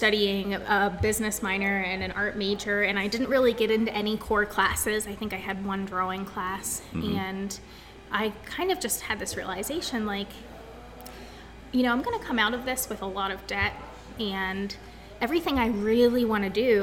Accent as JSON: {"language": "English", "town": "Bellwood", "region": "Pennsylvania", "country": "United States", "tie": "born or raised there", "also_born_or_lived": "Florida", "said": "I grew up in Bellwood, which is a really small town right next to Altoona."}